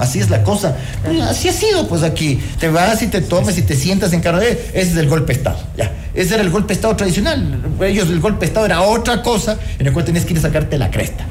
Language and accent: Spanish; Ecuador; sí somos los ecuatorianos